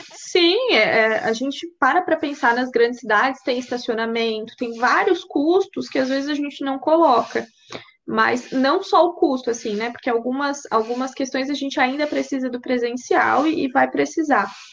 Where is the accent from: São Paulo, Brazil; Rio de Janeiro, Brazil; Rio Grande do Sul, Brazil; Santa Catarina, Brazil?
Santa Catarina, Brazil; Braço do Norte; eu, eu, sou de Braço Norte